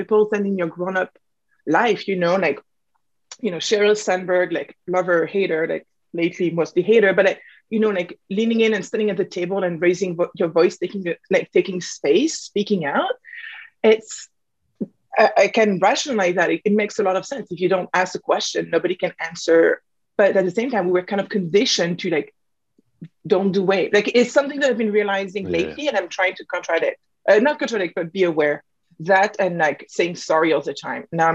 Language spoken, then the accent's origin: English; France; moved away; I come from France. I have a dual nationality